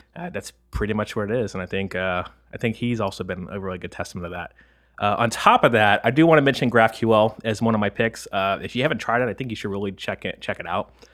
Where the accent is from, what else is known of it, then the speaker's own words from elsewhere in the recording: the South, United States; moved away; I come from the South